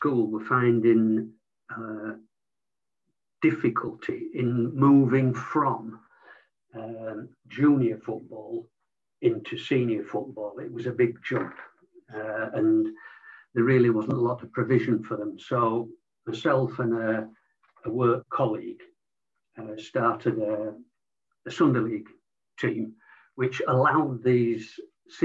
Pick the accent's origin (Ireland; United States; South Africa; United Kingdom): United Kingdom; Leeds, Yorkshire and the Humber; I was born in Leeds to a predominantly non-sporting family.